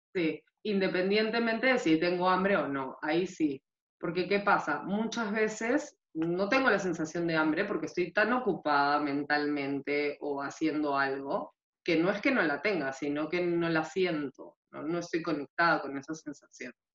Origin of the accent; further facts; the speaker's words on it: Peru; now in Spain; soy peruana